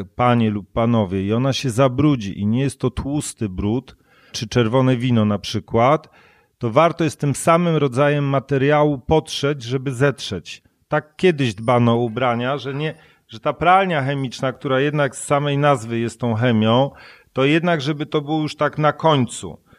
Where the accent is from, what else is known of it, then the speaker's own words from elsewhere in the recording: Silesian Voivodeship, Poland; Ja się wychowałem na Śląsku gdzie pracowano dużo w kopalniach i paliło się w piecu